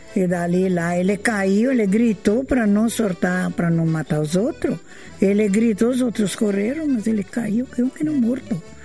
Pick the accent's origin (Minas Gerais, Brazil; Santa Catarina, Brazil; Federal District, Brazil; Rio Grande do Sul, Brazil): Santa Catarina, Brazil; Joaçaba; also born or lived in São Miguel, Realeza, Paraná; now in Ampére, Brazil; Eu nasci em, em Joaçaba, Santa Catarina